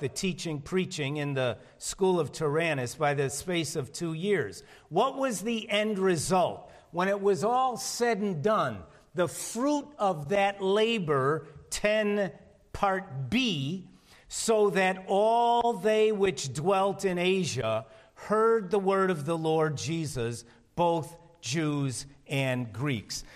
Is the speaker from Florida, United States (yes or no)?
no; Chicago, Illinois, United States; I'm from Chicago